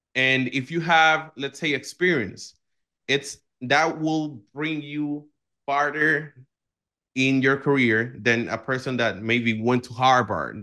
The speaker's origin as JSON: {"language": "English", "country": "Dominican Republic", "said": "I come from the Dominican Republic"}